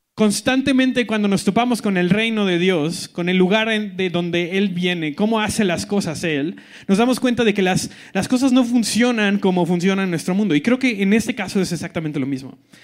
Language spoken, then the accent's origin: Spanish; Colima, Mexico; moved away; soy del, del gran estado de Colima